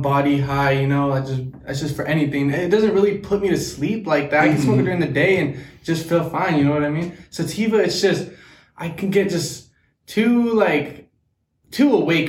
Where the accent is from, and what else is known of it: Lynnwood, Washington, United States; born or raised there; also born or lived in Sunnyside, Washington